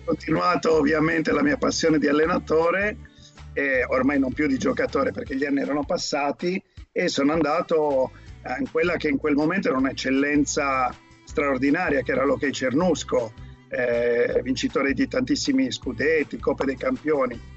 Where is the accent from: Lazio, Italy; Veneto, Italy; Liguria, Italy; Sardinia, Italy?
Sardinia, Italy; Cagliari; moved away as an adult; now in Italy (north, Martesana area); io sono, sono, nato a Cagliari e Cagliari è, per l'hockey è un po' una, c'è una tradizione grandissima, tant'è che c'è una squadra che si chiama Lansicora che è quella dove io ho mosso i primi, i primi passi